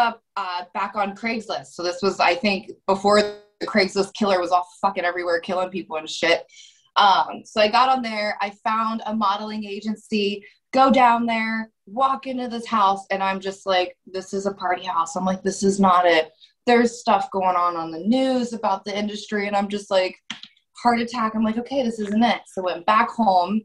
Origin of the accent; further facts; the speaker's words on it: Columbus, Ohio, United States; I grew up in Columbus, Ohio